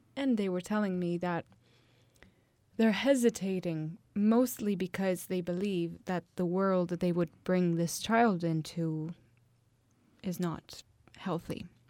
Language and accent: English; Italy; My hometown is one of the hottest town in the whole of Italy